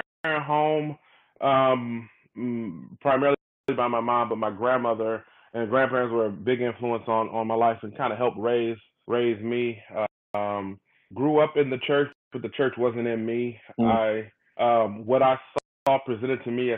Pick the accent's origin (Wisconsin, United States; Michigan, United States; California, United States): Michigan, United States; Detroit; born and raised in Detroit, Michigan, northwest side of Detroit